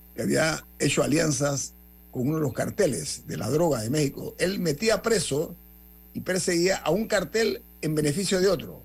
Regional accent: Panama; yo como panameño

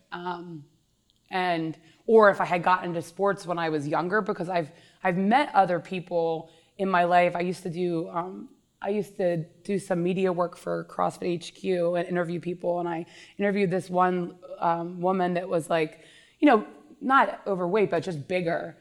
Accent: King of Prussia, Pennsylvania, United States; I grew up in Upper Marion, King of Prussia, Pennsylvania. I actually live in the house that I grew up in.

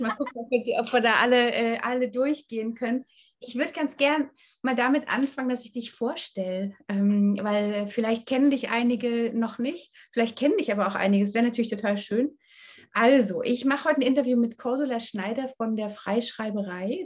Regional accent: East Germany, Germany; ich komme aus Ostdeutschland

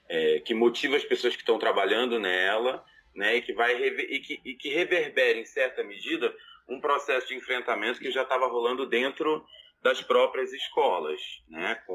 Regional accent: Rio de Janeiro, Brazil; eu sou carioca

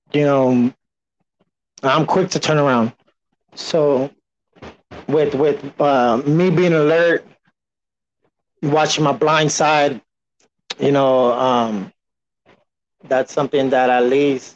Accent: San Antonio, Texas, United States; I am from San Antonio, but we never had a professional team all my life.

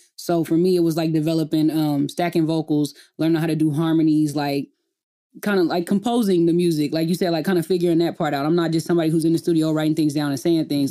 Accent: Enid, Oklahoma, United States; moved away as an adult; I grew up in a small town called Enid, Oklahoma.

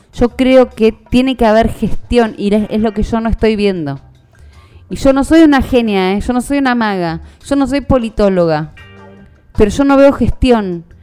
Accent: Argentina

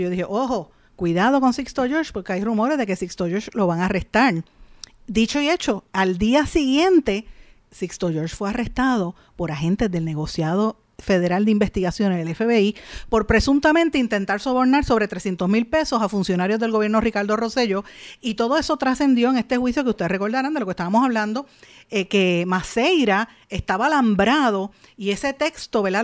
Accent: Puerto Rico; en Puerto Rico

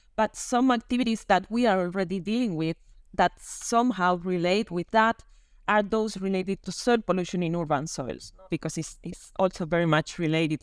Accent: Canary Islands, Spain; now in Rome, Italy; I'm from Spain, from the Canary Islands, and now living in Rome.

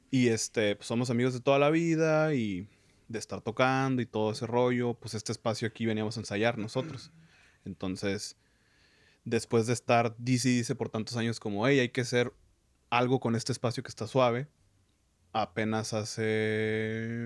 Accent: Tijuana, Baja California, Mexico; also born or lived in San Diego, United States; yo tengo 26 años, soy de San Diego, criado en Tijuana.

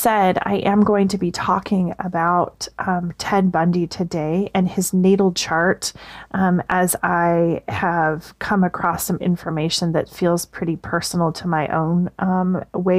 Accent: Seattle, Washington, United States; I grew up in Seattle, a little bit north of the actual Seattle city proper

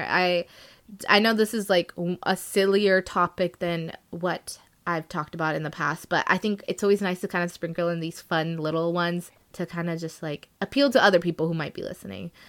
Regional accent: India; I am Indian, so I've been listening to a lot of Bollywood or like Indian music, Hindi music, Punjabi music for so long in my life

